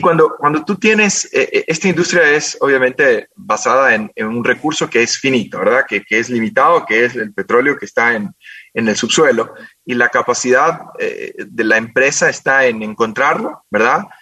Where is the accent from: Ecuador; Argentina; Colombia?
Ecuador; Quito, Pichincha; also born or lived in Guayaquil; vine acá a Quito hace muchos años, cuando yo tenía siete años, vinimos a, a vivir acá